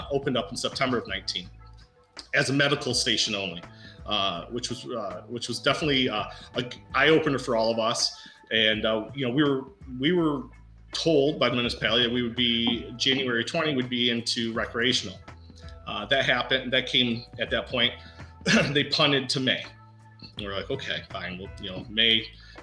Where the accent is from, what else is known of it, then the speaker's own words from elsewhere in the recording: Davison, Michigan, United States; Sean and I were born and raised in Davison, a couple of Davison boys